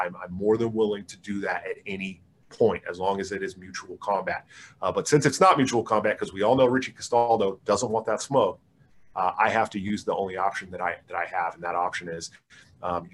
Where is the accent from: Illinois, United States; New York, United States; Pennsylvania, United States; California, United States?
California, United States; Oakland; I'm from the Oakland area and lived in Oakland for a long time.